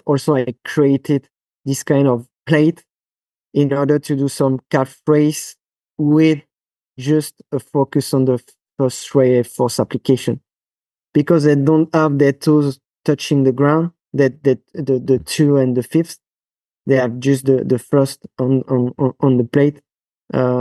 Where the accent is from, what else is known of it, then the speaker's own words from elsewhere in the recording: France; accent: French; English is a second language; now in Switzerland; That's my French accent